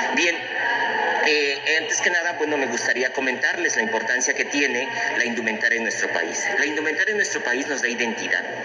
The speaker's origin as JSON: {"language": "Spanish", "town": "Juchitán de Zaragoza", "region": "Oaxaca", "country": "Mexico", "tie": "born or raised there", "said": "De mi tierra natal."}